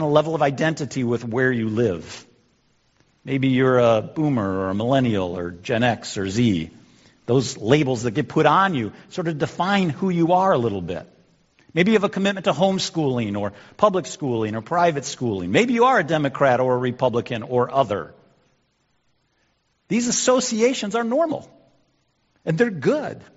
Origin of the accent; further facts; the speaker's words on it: United States; also born or lived in Illinois; now in Michigan, United States; I'm an American.